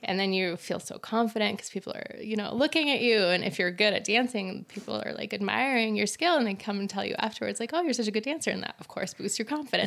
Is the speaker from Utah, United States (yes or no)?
yes; Utah, United States; also born or lived in Kyiv, Ukraine; I'm more American than anything, and I've been in Utah since I was ten and grew up here